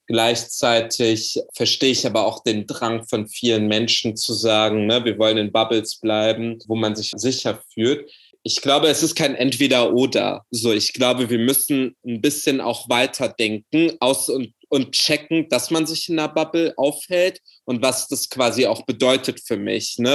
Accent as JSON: {"language": "German", "region": "Berlin", "country": "Germany", "tie": "born there", "said": "Berlin ist mein Geburtsort. Berlin ist die Stadt, wo ich sage, das ist so Heimat für mich."}